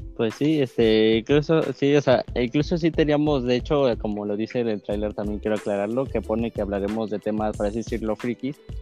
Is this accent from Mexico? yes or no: yes; Mexico City, Mexico; yo soy de la ciudad, yo soy de Ciudad de México